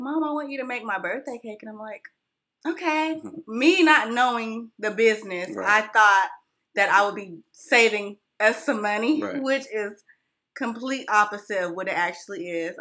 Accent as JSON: {"language": "English", "region": "California", "country": "United States", "tie": "born or raised there", "also_born_or_lived": "Whitmire, South Carolina", "moved": "yes", "lives_now": "Union, United States", "said": "I was born and raised in California"}